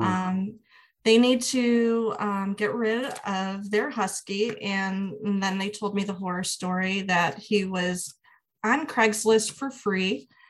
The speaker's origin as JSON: {"language": "English", "region": "Midwest", "country": "United States", "said": "I'm from the Midwest and I work in higher education"}